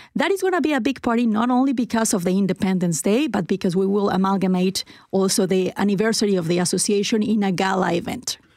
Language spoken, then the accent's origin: English; Mexico City, Mexico; moved away as an adult; also born or lived in Ashburn, Manitoba / Winnipeg; now in Manitoba, Canada; I am from Mexico City